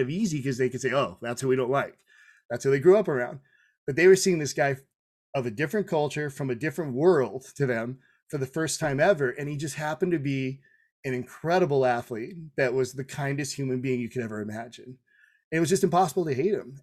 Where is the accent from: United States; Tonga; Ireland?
Tonga; I'm Tongan